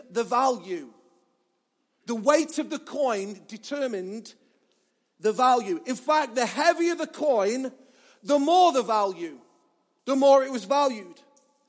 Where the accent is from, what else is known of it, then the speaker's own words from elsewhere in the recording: Mansfield, East Midlands, United Kingdom; I'm from Mansfield, that's how they talk as well.